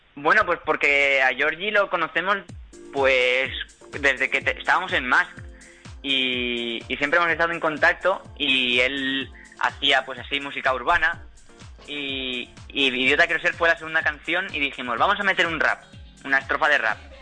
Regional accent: Valencia, Valencian Community, Spain; somos, somos de aquí, de Valencia

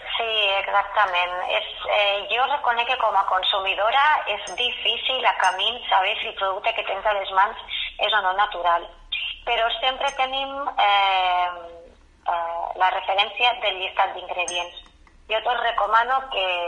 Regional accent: La Fresneda, Aragon, Spain; jo sóc filla de la Fresneda

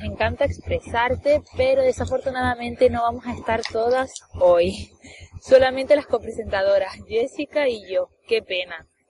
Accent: Canary Islands, Spain; soy muy canaria

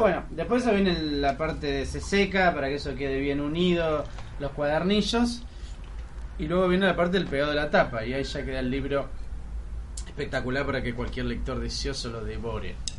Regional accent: Solano, Buenos Aires Province, Argentina; Yo soy cabeza de Solano.

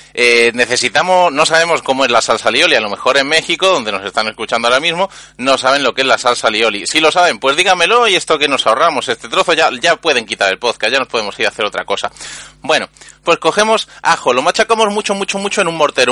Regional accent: Andalusia, Spain; yo soy un emisario andaluz

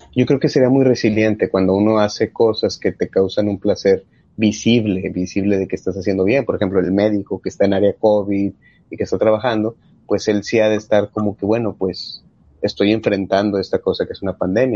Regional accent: Mexico; nosotros como buenos mexicanos

